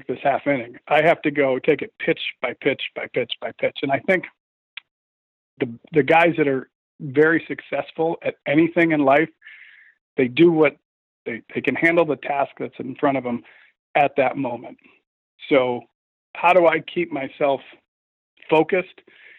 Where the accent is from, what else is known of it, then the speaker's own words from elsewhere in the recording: Connecticut, United States; I'm a kid from Connecticut